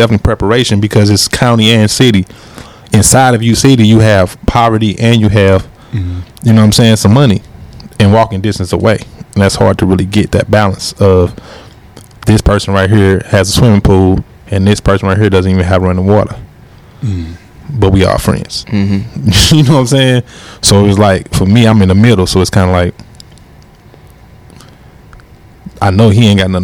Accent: University City, Missouri, United States; I'm U City. My parents U City.

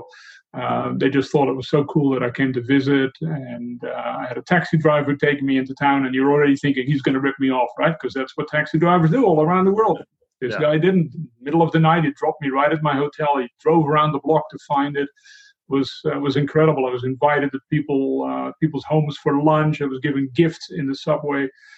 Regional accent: Netherlands; when I grew up in Holland

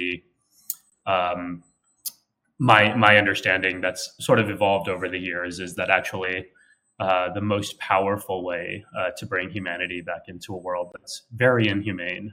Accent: San Antonio, Texas, United States; now in New York City, United States; I was born and raised in Texas, in San Antonio.

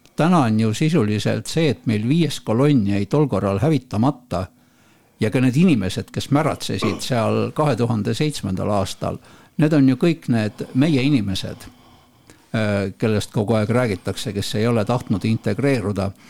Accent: Estonia; me oleme eestlased

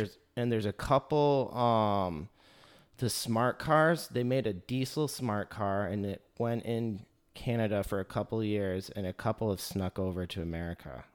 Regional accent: Michigan, United States; moved away; I grew up in Michigan.

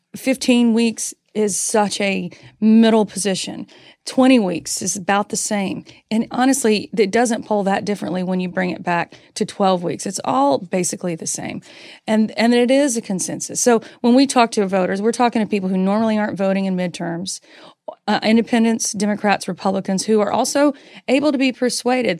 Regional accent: North Carolina, United States; accent: Southern; I grew up in North Carolina.

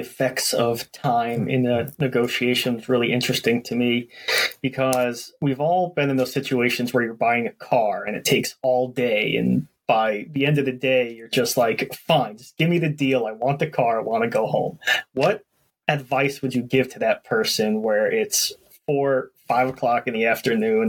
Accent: New York City, New York, United States; I grew up in Brooklyn, New York

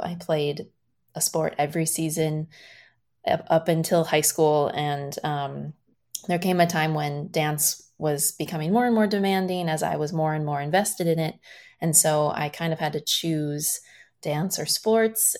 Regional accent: small town Iowa, United States; moved away as an adult; also born or lived in Minneapolis, Minnesota; being from small town Iowa

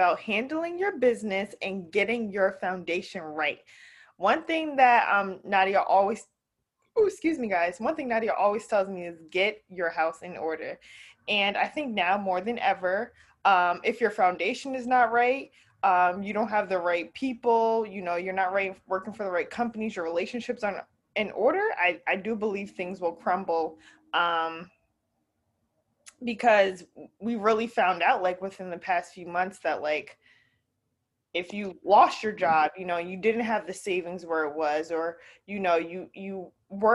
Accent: New Jersey, United States; moved away; I moved out from New Jersey, so I'm no longer in, you know, back home

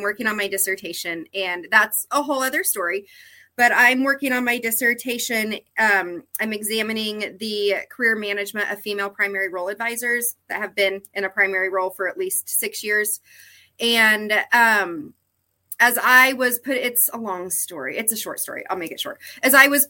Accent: western Kansas, United States; I grew up in Kansas. I'm from Kansas, out in western Kansas, actually closer to Colorado than to Kansas City

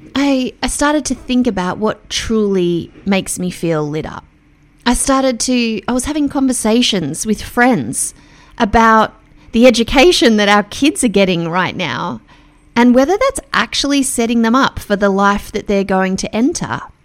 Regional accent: Melbourne, Victoria, Australia; I'm from Melbourne

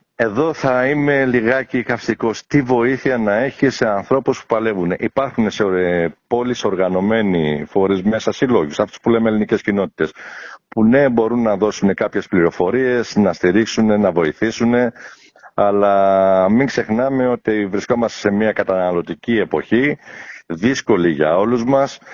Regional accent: Piraeus, Attica, Greece; moved away as an adult; also born or lived in Athens / Phthiotis; now in Düsseldorf, Germany; Η καταγωγή μου είναι από τη Φθιώτιδα. Έχω γεννηθεί Αθήνα, έχω μεγαλώσει Πειραιά

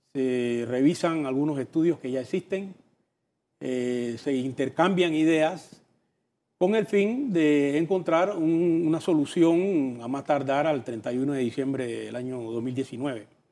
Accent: Panama; como panameños

